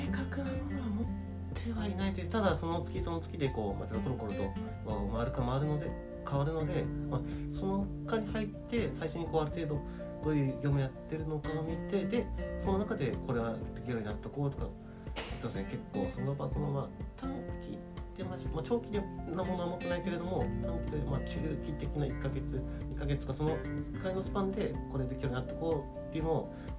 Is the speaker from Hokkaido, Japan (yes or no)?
yes; Hokkaido, Japan; moved away; 地元が北海道でいずれは北海道戻るつもり